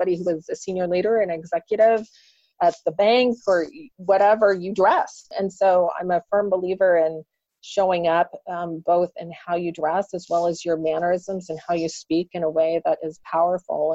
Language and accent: English; Kansas, United States; I grew up in Kansas here in the U.S. I grew up on a farm